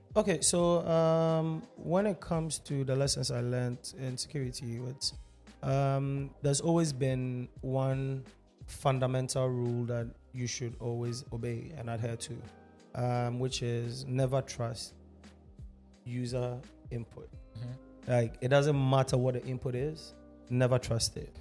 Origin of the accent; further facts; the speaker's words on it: Ghana; half Ghanaian, half German, born and raised in Ghana. Lived my entire life here, so I consider myself Ghanaian every day, all day